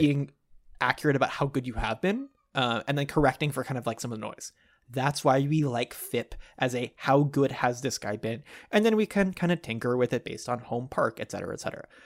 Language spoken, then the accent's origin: English; Dallas, Texas, United States; as a kid growing up in Dallas